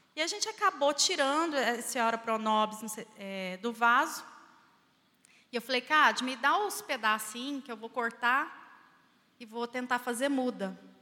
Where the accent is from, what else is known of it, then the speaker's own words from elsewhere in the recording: Barbacena, Minas Gerais, Brazil; quando eu era criança lá em Barbacena